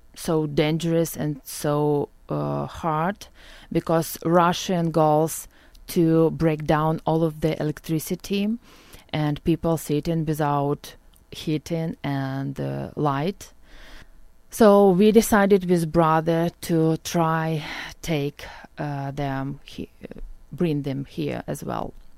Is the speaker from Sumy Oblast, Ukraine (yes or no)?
yes; Okhtyrka, Sumy Oblast, Ukraine; English is a second language; moved away as an adult; also born or lived in Lviv, Ukraine; now in Orange County, United States; I was born near Kharkiv. It's Ohtyrka near Kharkiv, and I grew up there.